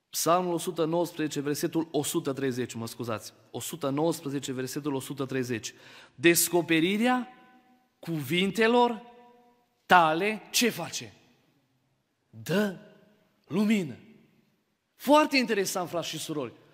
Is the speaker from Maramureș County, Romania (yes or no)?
yes; Baia Mare, Maramureș County, Romania; eu sunt din Baia Mare.